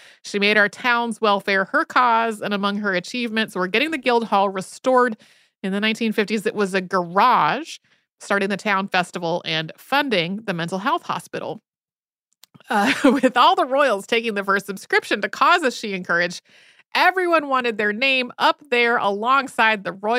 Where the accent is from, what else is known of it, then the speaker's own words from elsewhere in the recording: King's Lynn, East of England, United Kingdom; as well as my hometown of King's Lynn.